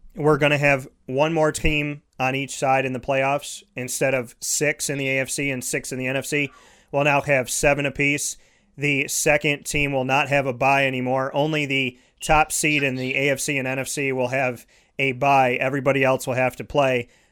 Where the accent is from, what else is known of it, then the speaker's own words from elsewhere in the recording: Syracuse, New York, United States; also born or lived in Scranton, Pennsylvania / Orlando, Florida; I grew up uh, right in central New York, uh, right on the north side, uh, 10 minutes from the dome